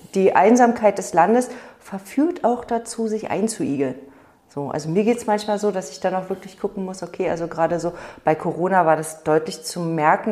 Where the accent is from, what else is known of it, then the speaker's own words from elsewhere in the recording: Berlin, Germany; now in Brandenburg, Germany; ich bin ja in Berlin groß geworden